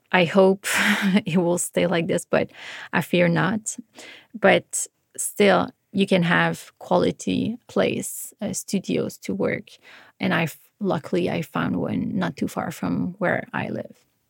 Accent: Montreal, Quebec, Canada; moved away as an adult; I just felt very comfortable in Montreal. It's my hometown

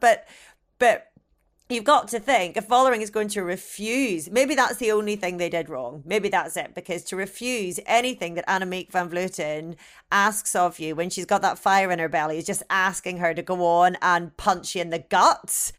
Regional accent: Ireland; being Irish

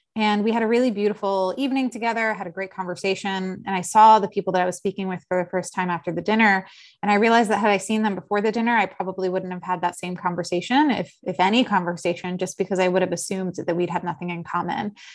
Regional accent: Philadelphia, Pennsylvania, United States; also born or lived in South Jersey / Los Angeles; now in New York City, United States; I am from Philadelphia originally, uh, spent some time living in South Jersey and then went to school, uh, both undergrad and law school in New York City

